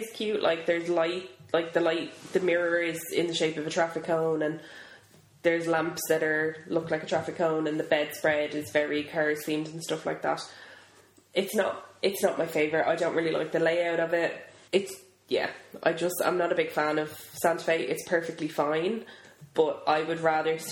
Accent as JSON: {"language": "English", "country": "Ireland", "said": "as an Irish person"}